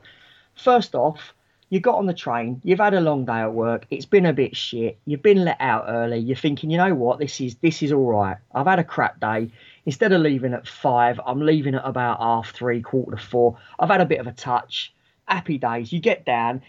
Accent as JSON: {"language": "English", "region": "London", "country": "United Kingdom", "tie": "born or raised there", "moved": "as an adult", "lives_now": "Kent, United Kingdom", "said": "I was born and raised in London, so I still work up that way."}